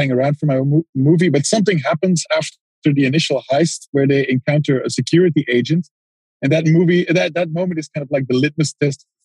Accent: Antwerp, Flanders, Belgium; I'm from Antwerp, which is a city in Belgium

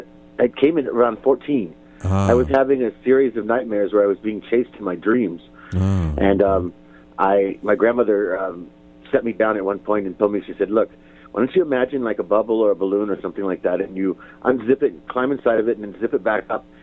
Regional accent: Kansas City, Kansas, United States; also born or lived in Salina, Kansas; I graduated high school in Salina, Kansas. But I grew up in Kansas City most of the time, so.

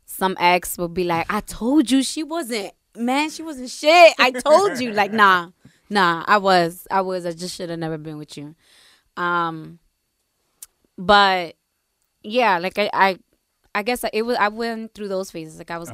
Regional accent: New Jersey, United States; Growing up in Jersey, mini DR, we all came from very strict households.

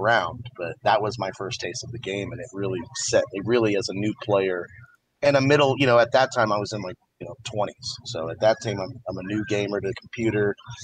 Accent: Texas, United States; I speak on behalf of me being a Southern, you know, a Southerner. I'm from Texas.

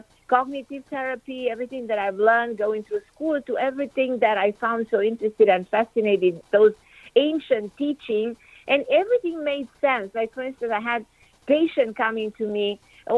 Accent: Transylvania, Romania; moved away as an adult; now in United States; I grew up in Romania

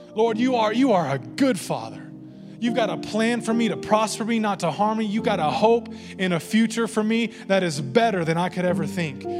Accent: the Bible Belt, United States; growing up in the Bible Belt

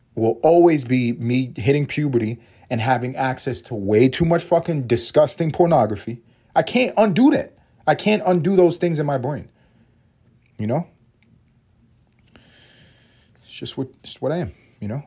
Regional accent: New York City, New York, United States; also born or lived in Los Angeles; now in Atlanta, United States; I'm from New York

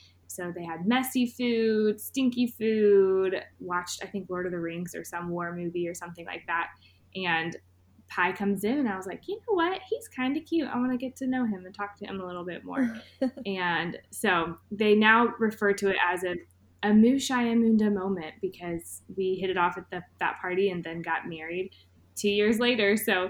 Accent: East Tennessee, United States; I grew up in East Tennessee, but then I moved a couple hours even further east to go to college

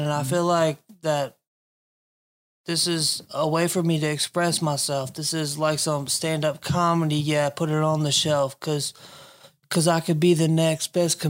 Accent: the South, United States; I'm from the South. Yeah, I say y'all.

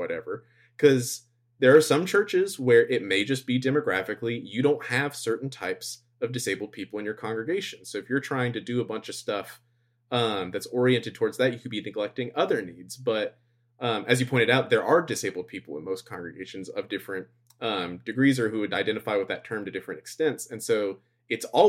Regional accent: United States; moved away; being American

